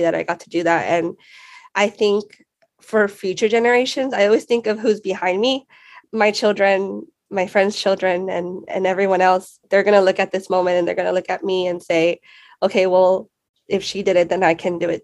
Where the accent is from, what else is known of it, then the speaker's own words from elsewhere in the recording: San Antonio, Texas, United States; I come from Edgewood ISD. I'm a proud Edgewood grad. I attended those schools from kindergarten to 12th grade